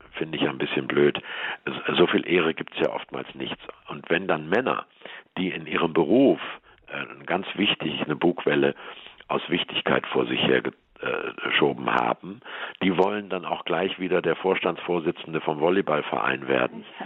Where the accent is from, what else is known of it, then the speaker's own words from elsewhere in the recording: Hamburg, Germany; now in Swabia, Germany; Ich bin ja Hamburger, lebe nur in Schwaben.